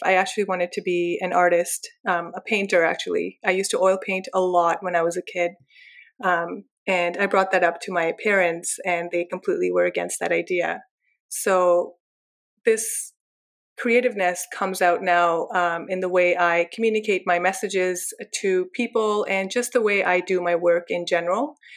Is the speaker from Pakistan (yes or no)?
yes; Pakistan; now in Canada; I was raised in Pakistan